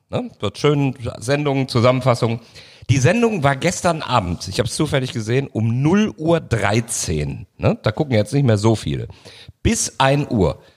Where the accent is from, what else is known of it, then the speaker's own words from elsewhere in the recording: Cologne, North Rhine-Westphalia, Germany; als Kölner